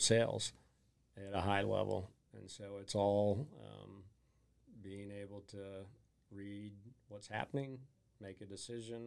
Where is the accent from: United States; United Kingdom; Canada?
United States; Oklahoma City, Oklahoma; I grew up here in Oklahoma City